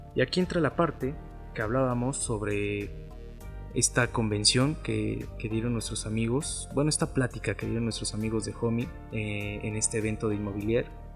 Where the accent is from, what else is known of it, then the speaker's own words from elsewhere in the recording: Mexico; nosotros como mexicanos con un sueldo mexicano